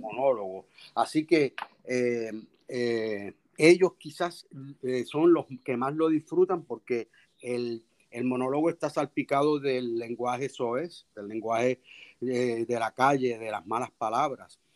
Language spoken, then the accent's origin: Spanish; Puerto Rico; accent: Puerto Rican; nuestro lenguaje, nuestro dialecto puertorriqueño es, es eh, riquísimo